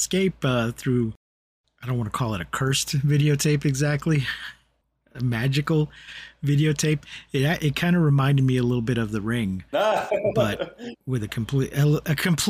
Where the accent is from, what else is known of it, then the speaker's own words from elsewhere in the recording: Boston, Massachusetts, United States; born there; I'm not from. I was born in Boston.